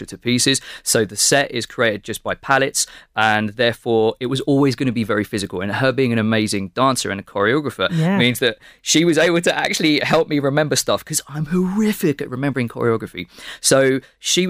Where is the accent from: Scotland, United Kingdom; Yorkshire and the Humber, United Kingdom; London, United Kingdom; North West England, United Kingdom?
London, United Kingdom; moved away as an adult; now in Dublin, Ireland; growing up in London